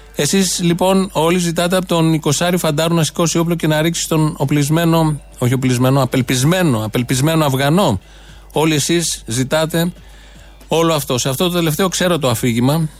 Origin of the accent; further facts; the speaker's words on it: Greece; Έτυχε να γεννηθώ εδώ